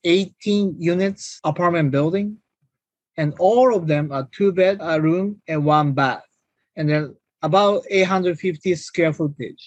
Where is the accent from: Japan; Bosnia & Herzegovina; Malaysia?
Japan; moved away as an adult; now in United States; I'm originally from Japan, and I came here when I was 19 for college, and I finished school in US